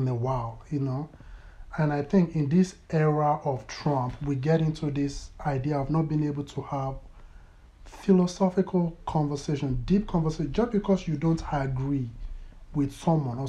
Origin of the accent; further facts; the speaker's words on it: Lagos, Nigeria; moved away as an adult; also born or lived in Toronto, Ontario; now in Calgary, Canada; my teenage years were spent in Lagos, Nigeria, and my childhood, that was where I grew up.